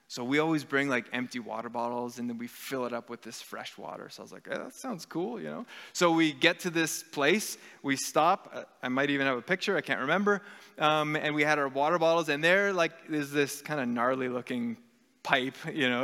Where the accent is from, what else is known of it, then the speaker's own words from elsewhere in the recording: Canada; our Canadian society is steeped in secularism